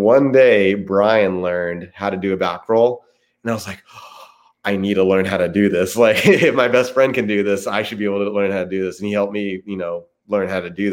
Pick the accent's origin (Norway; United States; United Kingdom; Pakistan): United States; Lake Placid, New York; my hometown